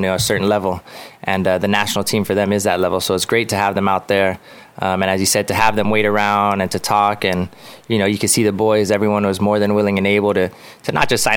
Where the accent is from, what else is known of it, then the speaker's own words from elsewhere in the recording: Guam; I love being from Guam and representing Guam